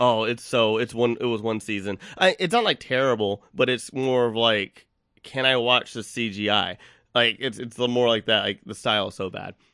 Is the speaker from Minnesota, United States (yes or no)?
no; Texas, United States; I'm from Texas